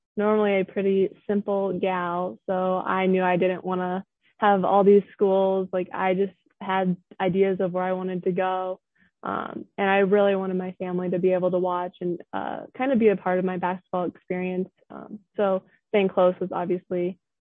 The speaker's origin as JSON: {"language": "English", "town": "Bloomington", "region": "Illinois", "country": "United States", "tie": "born or raised there", "said": "my hometown, but also then a college town"}